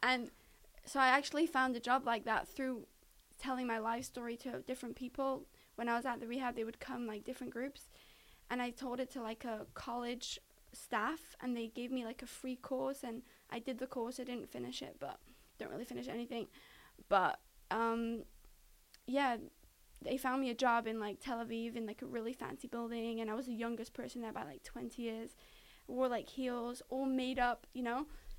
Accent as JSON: {"language": "English", "country": "United Kingdom", "said": "Because I'm British, so my visa is good for that."}